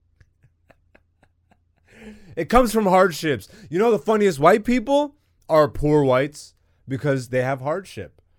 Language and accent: English; Canada; I'm super Canadian